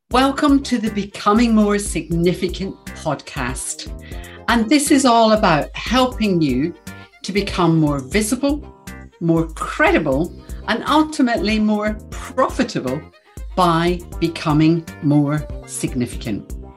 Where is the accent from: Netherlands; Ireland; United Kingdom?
United Kingdom; Glasgow, Scotland; I'm from Glasgow